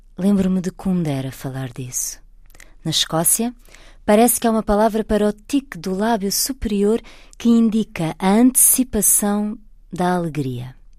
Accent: Portugal; moved away as an adult; also born or lived in Brazil; sou portuguesa, estou em Portugal.

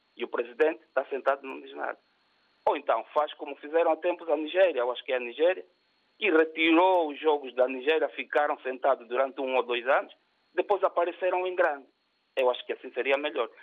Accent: Angola; Eu sou angolano

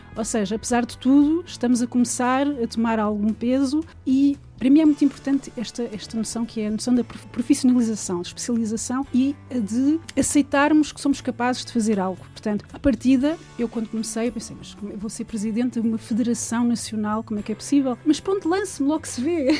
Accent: Lisbon, Portugal; moved away as an adult; now in France; nasci em Portugal e o meu pai era cabo-verdiano

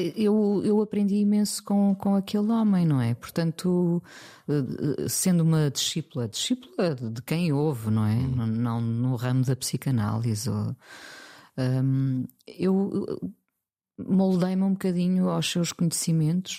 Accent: Mindelo, Norte, Portugal; moved away as an adult; also born or lived in Lisbon; nasci em Lisboa, mas vivi dos 4 aos 20 eh, em Mindelo.

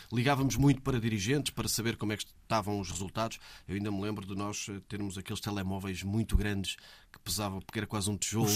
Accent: Almeirim, Centro, Portugal; Eu nunca saí de Almeirim

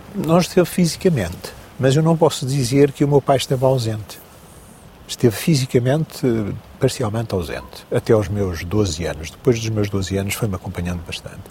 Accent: Maia, Porto District, Portugal; Nasci em Águas Santas, Maia, junto à circunvalação, no Porto

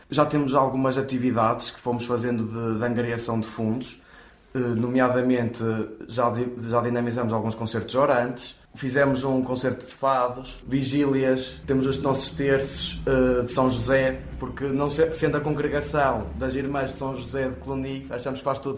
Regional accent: Cucujães, Aveiro District, Portugal; Venho de Oliveira das Mães, em que há, mais propriamente, de uma, zona, terra conhecida como Cucujães, em que há lá os missionários da Boa Nova.

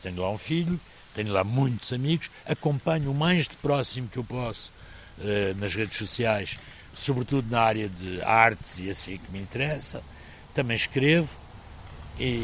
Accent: Maputo, Mozambique; born or raised there; moved away as an adult; also born or lived in Beira, Mozambique / Porto, Portugal; now in Évora, Portugal

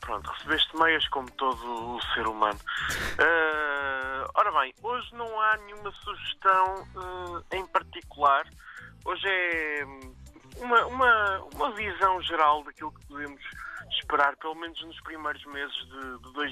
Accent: Aveiro, Aveiro District, Portugal; moved away; estou em Aveiro, na verdade, eh, minha terra natal.

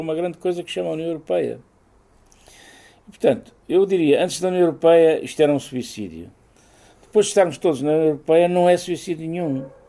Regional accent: Castelo Rodrigo, Guarda, Portugal; eu sou de Castelo Rodrigo e o, o ministro dos Negócios Estrangeiros do Filipe II era o conde da minha aldeia

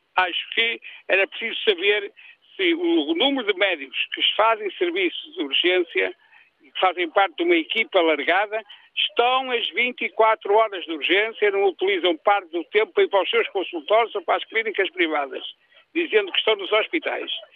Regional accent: Barcelos, Norte, Portugal; also born or lived in Moledo do Minho; now in Moledo, Portugal; sou daqui, sou de Barcelos, trabalhei em Barcelos, vivo aqui

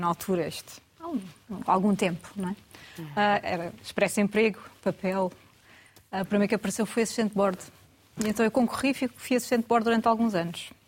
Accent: Algarve, Portugal; moved away as an adult; also born or lived in Lisbon; now in Porto, Portugal; Eu sou algarvia, originalmente, mas como muitos outros, né? acabei por, durante, na altura quando fui para a universidade, fui para Lisboa e acabei por ficar lá

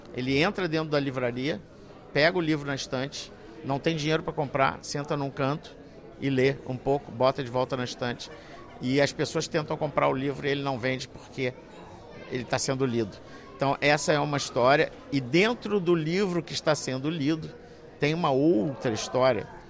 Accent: Brazil; eu sou brasileiro

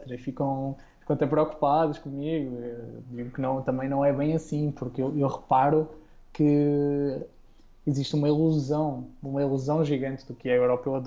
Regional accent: Portugal; moved away; Eu agora sinto que já não sou português, entre aspas, porque a minha forma de falar talvez já esteja estranha porque tive que forçar bastante para me entenderem aqui

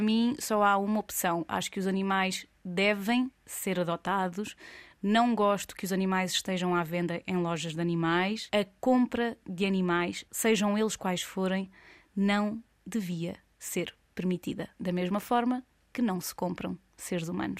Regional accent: Coimbra, Centro, Portugal; sou de Coimbra

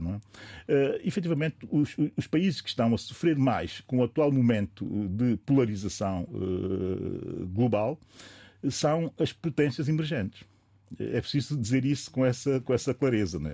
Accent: São Tomé & Príncipe; enquanto São Tomense

